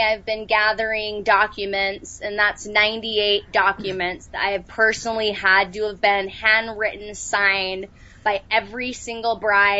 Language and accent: English; Salt Lake City, Utah, United States; I was. Yep, Salt Lake.